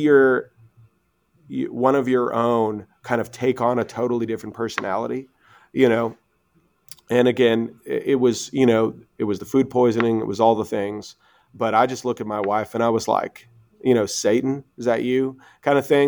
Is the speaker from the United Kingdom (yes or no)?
no; Canada; moved away as an adult; now in United States; we're Canadian